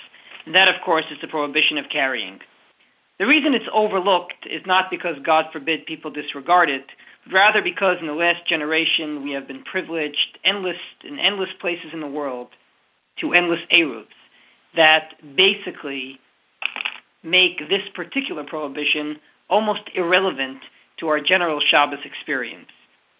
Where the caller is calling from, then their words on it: Halifax, Nova Scotia, Canada; I'm calling you from Halifax, Nova Scotia